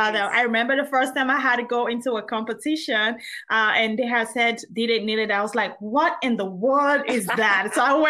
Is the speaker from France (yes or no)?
no; Nigeria; I'm Nigerian.